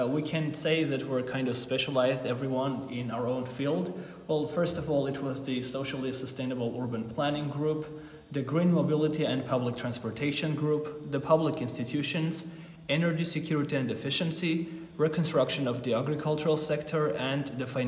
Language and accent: English; Armenia; I'm 22 and I'm originally from Armenia